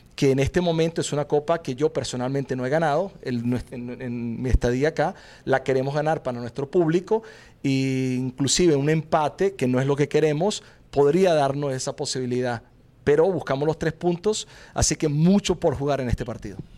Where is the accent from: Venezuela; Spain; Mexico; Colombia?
Venezuela; moved away as an adult; now in Portland, United States; por haber crecido en mi país